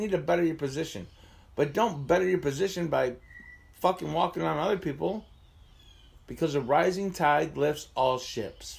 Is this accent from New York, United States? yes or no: yes; Asheville, New York, United States; moved away as an adult; also born or lived in Erie / Buffalo / Baltimore / New Jersey; now in Jamestown, United States; My hometown is Asheville, New York, which is about 10 miles. Well, the house I grew up in is 10 miles to the southwest